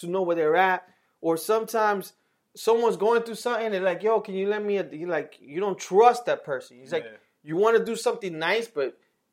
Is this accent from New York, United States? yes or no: yes; New York City, New York, United States; growing up in New York